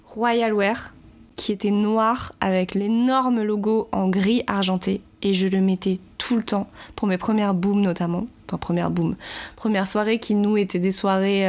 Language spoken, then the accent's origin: French; Paris, Île-de-France, France; je vis à Paris, je suis née à Paris